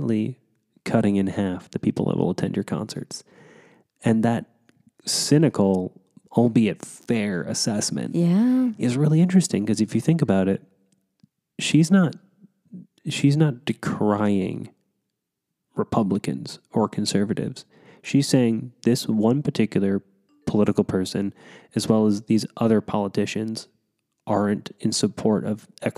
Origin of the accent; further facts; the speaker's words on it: Kansas, United States; Growing up in Kansas